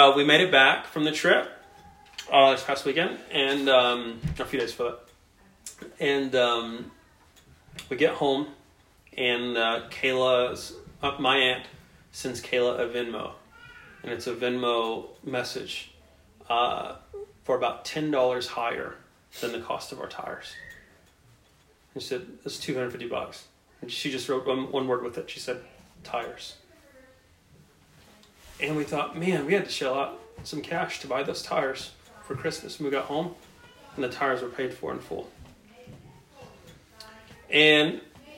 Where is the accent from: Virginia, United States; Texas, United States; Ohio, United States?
Texas, United States; Brownwood; now in El Paso, United States; my old neighbor back in my hometown in Brownwood